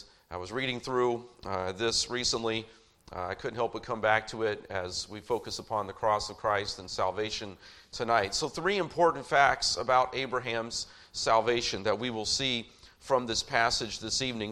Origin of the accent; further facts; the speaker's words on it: Indianapolis, Indiana, United States; growing up in, for the most part, growing up in Indianapolis